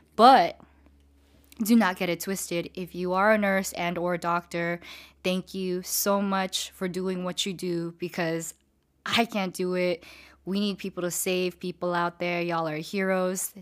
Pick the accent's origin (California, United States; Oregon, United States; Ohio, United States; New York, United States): California, United States; San Diego; also born or lived in Diamond Bar, California; I moved to San Diego when I was around nine-ish, ten-ish years old